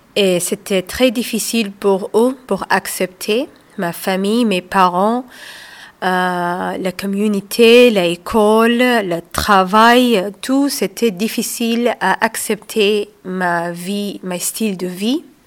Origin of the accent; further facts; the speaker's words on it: Saudi Arabia; moved away as an adult; also born or lived in Somalia (ancestry); now in Fourques-sur-Garonne, France; moi je suis d'origine somalienne. Je suis née en Arabie saoudite. J'ai vécu là-bas jusqu'à l'âge de 25 ans